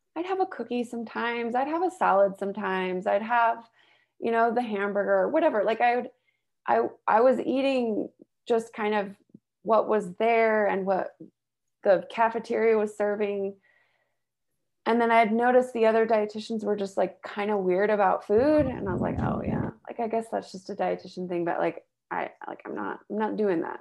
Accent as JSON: {"language": "English", "area": "the Bay Area", "region": "California", "country": "United States", "tie": "born or raised there", "also_born_or_lived": "Utah", "moved": "yes", "lives_now": "Salt Lake City, United States", "said": "I grew up in California, the Bay Area"}